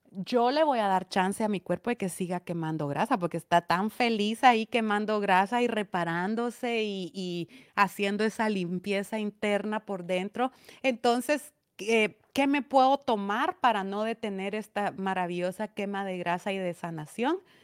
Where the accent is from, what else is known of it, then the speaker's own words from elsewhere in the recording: Esquipulas, Chiquimula, Guatemala; A mí me siguen personas de mi pueblo, de aldeas de mi pueblo